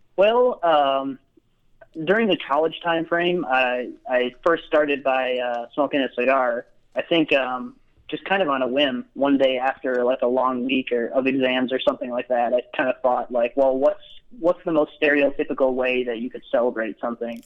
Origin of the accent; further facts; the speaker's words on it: Grand Rapids, Michigan, United States; moved away as an adult; now in Utah, United States; I grew up in Grand Rapids, Michigan area, sort sort of over uh, the west side of the state.